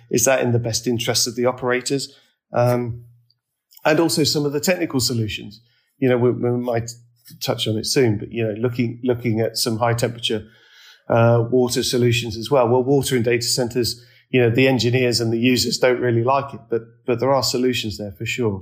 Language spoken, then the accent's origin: English; United Kingdom; now in London, United Kingdom; as Brits